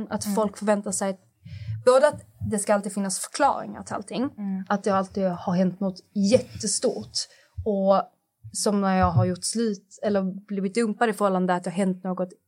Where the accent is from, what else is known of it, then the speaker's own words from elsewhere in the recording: Skåne, Sweden; accent: Scanian; jag lever med han dygnet runt, så min skånska anpassar sig lite efter honom.